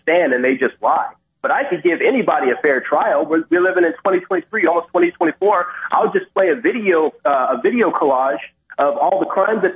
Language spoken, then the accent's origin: English; California, United States; moved away; I'm from California originally, born and raised